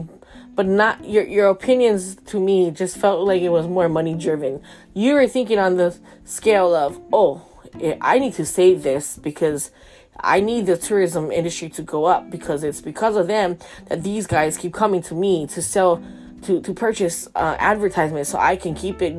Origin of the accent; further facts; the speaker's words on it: Hawaii, United States; I'm only Hawaiian